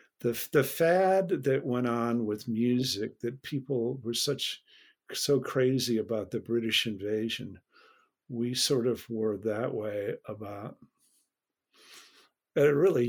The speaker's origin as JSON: {"language": "English", "town": "Winnetka", "region": "Illinois", "country": "United States", "tie": "born or raised there", "said": "I'm from the North Shore, Winnetka, actually. And I grew up with an older brother and older sisters. And that's significant in that I was 12 years old in 1966."}